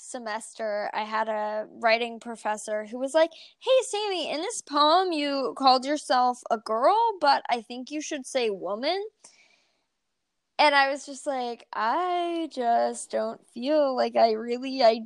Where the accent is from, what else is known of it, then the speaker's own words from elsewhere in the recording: California, United States; I'm from California